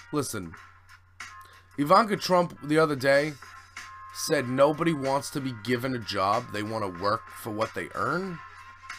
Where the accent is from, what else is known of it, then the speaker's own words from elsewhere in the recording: United States; I'm an American